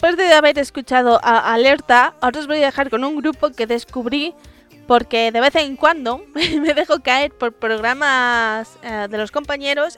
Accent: Madrid, Community of Madrid, Spain; Digo mazo porque soy madrileña

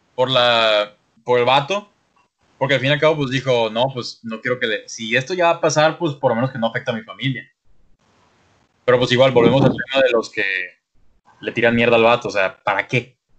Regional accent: Mexico; como mexicano

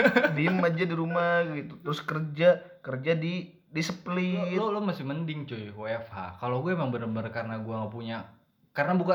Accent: Banten, Indonesia; Gua dari Banten.

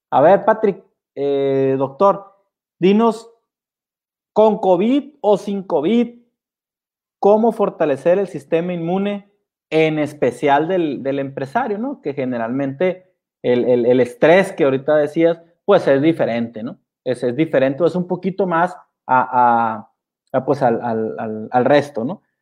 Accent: Mexico; algo que a mí me preocupa es que pues como mexicanos estamos más esperanzados a una vacuna que empezar a, cuidarnos, pues, ¿no?

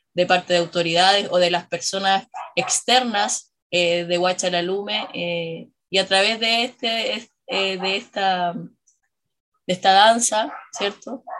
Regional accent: La Serena, Coquimbo, Chile; yo nací en Serena, yo soy acá oriunda de, Serena, eh, crecí en, en, la entrada del Valle de quien quebrada Monarde

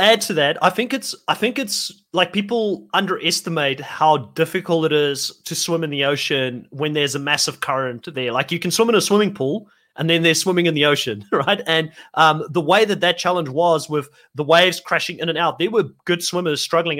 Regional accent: South Africa; also born or lived in United States; I am from South Africa

